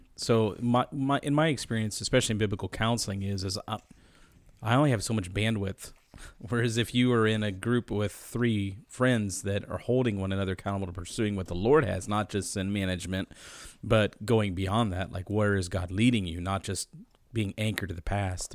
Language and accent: English; United States; as American Christians